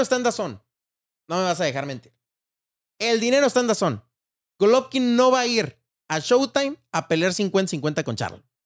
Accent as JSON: {"language": "Spanish", "country": "Mexico", "said": "como mexicano"}